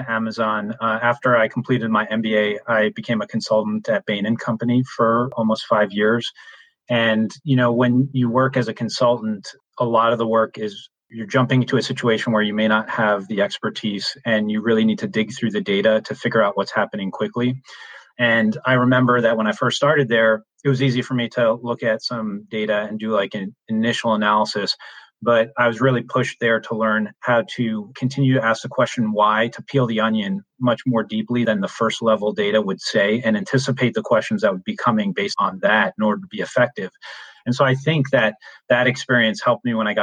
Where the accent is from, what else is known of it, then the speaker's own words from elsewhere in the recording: New York, United States; I'm originally from New York